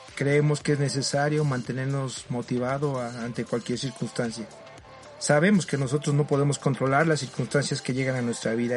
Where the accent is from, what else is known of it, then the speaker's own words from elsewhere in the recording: Mexico; aquí en mi país, en México